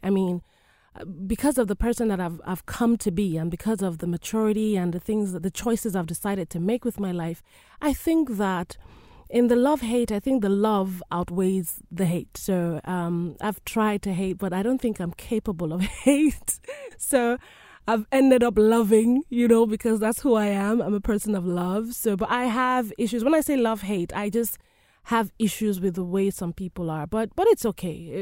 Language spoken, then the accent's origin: English; Nigeria; a Nigerian woman, being born and raised in Nigeria